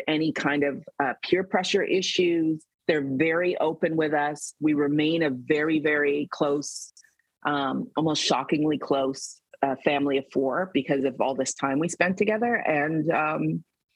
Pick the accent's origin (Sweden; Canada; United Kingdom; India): Canada; I'm from Canada. I was born and raised here.